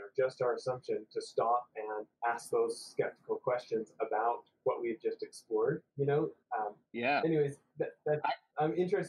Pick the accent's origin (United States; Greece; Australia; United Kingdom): United States; the West; Maybe it's just because I grew up in the West.